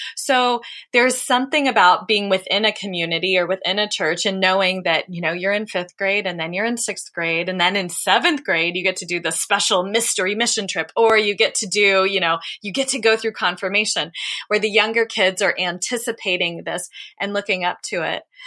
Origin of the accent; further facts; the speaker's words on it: Dayton, Ohio, United States; I grew up in Dayton, Ohio